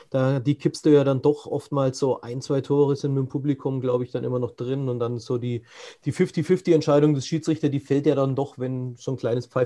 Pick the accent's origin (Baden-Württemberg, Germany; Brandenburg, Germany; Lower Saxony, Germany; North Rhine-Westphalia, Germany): Lower Saxony, Germany; Buxtehude; born there; geboren in Buxtehude. Ähm, Buxtehude ist ähm, Niedersachsen, am äußersten